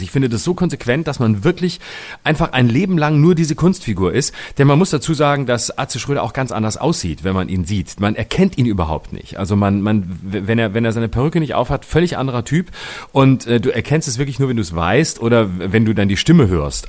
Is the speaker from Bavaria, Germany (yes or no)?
no; Baden-Württemberg, Germany; meinem Heimatbundesland, in Baden-Baden